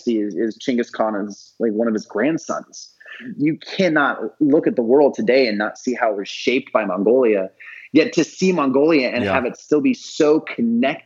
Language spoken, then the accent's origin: English; Idaho, United States; I'm from Idaho